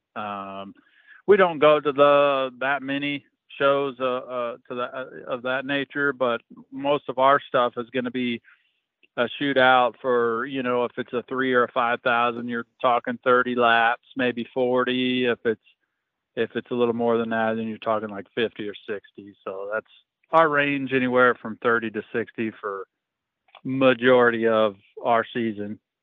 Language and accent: English; Fairbury, Illinois, United States; it's at Fairbury. It's my hometown right. or my home track